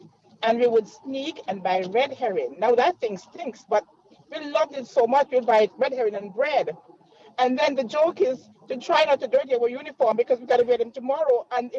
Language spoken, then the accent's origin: English; Montserrat; now in Scarborough, Canada; I'm calling from Scarborough. I am a West Indian from Montserrat, okay, in the Caribbean.